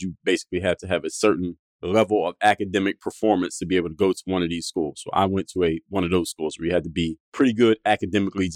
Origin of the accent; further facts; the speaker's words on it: Philadelphia, Pennsylvania, United States; moved away as an adult; now in Miami, United States; I come from Philadelphia, born and raised.